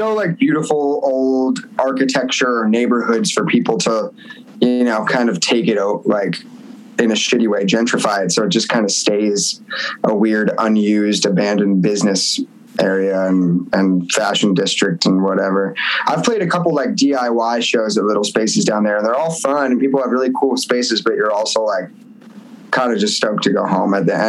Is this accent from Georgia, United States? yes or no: no; Point Pleasant, New Jersey, United States; moved away as an adult; also born or lived in Nashville, Tennessee; now in Los Angeles, United States; I grew up in Jersey, but then I moved to Nashville and I lived in Nashville for 8 years